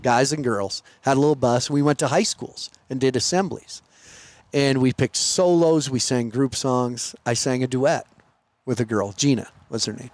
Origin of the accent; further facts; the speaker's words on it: Montana, United States; I'm from Montana